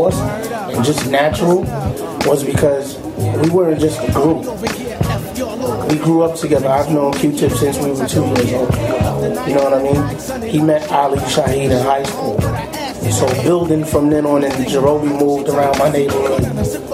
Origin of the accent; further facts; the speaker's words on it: New York City, New York, United States; coming up in Queens, New York